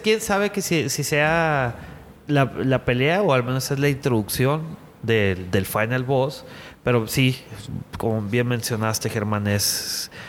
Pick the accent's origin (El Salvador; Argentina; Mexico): Mexico; Culiacán, Sinaloa; now in Monterrey, Mexico; Sergio y yo somos de Culiacán. Este, bueno, yo tengo ya viviendo que 12 años aquí en Monterrey